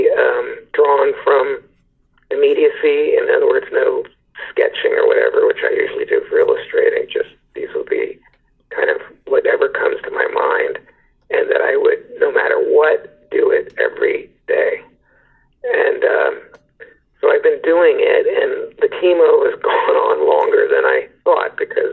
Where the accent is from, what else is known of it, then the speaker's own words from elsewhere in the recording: San Francisco, California, United States; moved away as an adult; also born or lived in New York; I'm a San Francisco native